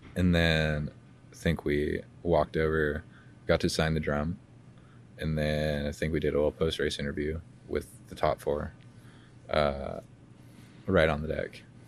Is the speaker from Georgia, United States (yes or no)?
yes; Georgia, United States; grew up in Georgia, but we, we go to Alabama